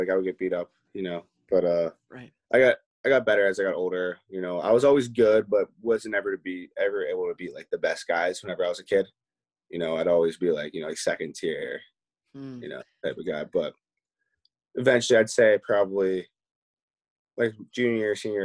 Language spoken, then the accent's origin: English; Pittsburgh, Pennsylvania, United States; I'm from Pittsburgh. So, I grew up city of Pittsburgh, right outside. Little town called Oakwood, like, it's in the city.